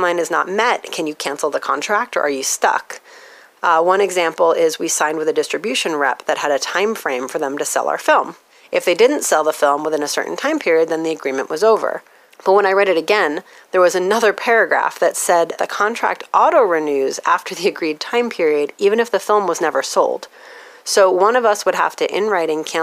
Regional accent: United States; my experience as an American

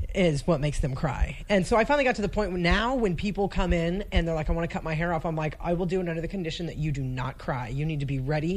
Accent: Casa Grande, Arizona, United States; also born or lived in Phoenix, Arizona / Pinetop, Arizona / Montana; I was born in Phoenix, raised oh raised like half. There's a town called Casa Grande in between Phoenix and Tucson, so okay. I was raised there till I was 11, and then when I was 11, we moved up to Pine Top, which is in the White Mountains

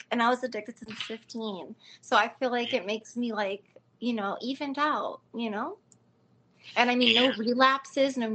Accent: Chicago, Illinois, United States; I'm from Chicago, man. I got to represent, you know.

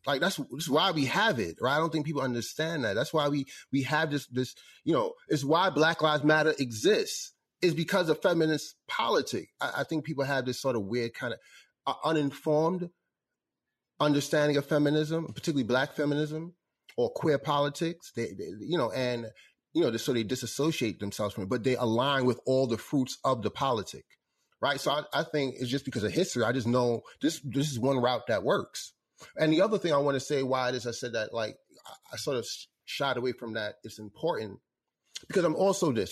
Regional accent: New York, United States; growing up in New York

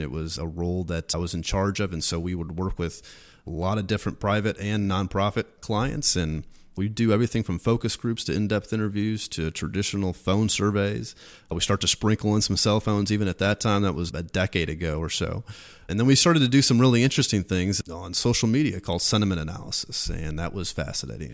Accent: Washington, Missouri, United States; moved away; growing up in Washington, it's a small town on the Missouri River

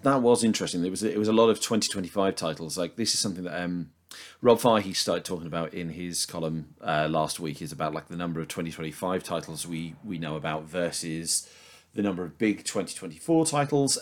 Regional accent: United Kingdom; as a Brit

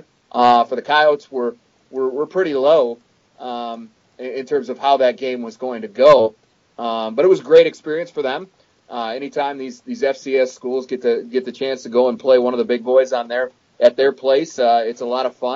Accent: Western Wisconsin, United States; now in South Dakota, United States; I grew up in Big Ten country. I'm a Western Wisconsin native

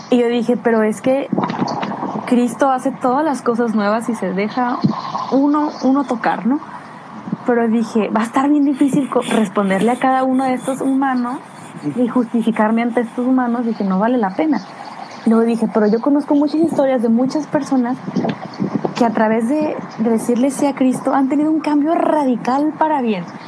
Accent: Guadalajara, Jalisco, Mexico; now in United Kingdom; yo soy de Guadalajara

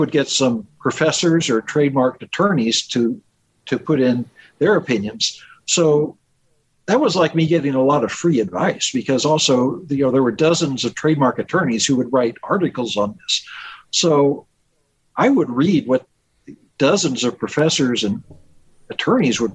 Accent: Indiana, United States; moved away; also born or lived in Seattle; I'm from Indiana.

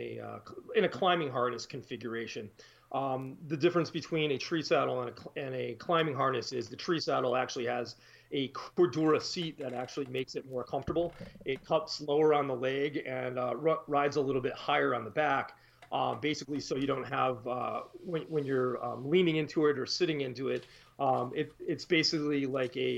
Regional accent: East Coast, United States; also born or lived in upstate New York; now in Wisconsin, United States; I'm actually from the East Coast originally

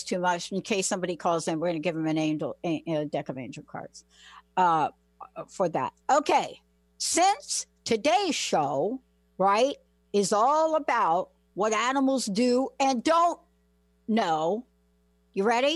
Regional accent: East Coast, United States; moved away; I'm from the East Coast

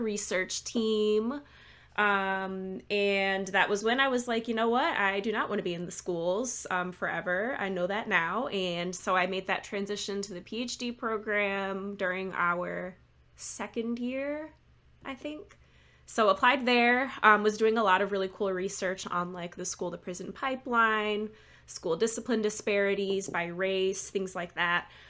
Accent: Lansing, Michigan, United States; moved away as an adult; also born or lived in Chicago; now in Maryland, United States; I am from Michigan originally, um, the Lansing area, kind of the middle of the state

